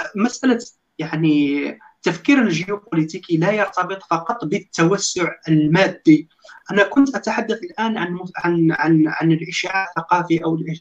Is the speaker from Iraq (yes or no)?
no; Constantine, Constantine Province, Algeria; moved away as an adult; now in Istanbul, Turkey; هذه مدينتي قسنطينه